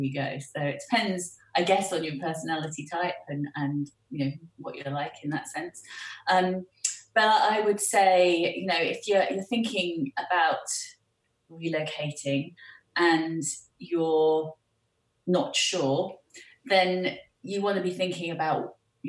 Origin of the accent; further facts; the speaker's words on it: United Kingdom; also born or lived in United States; the rest of the time I grew up in the UK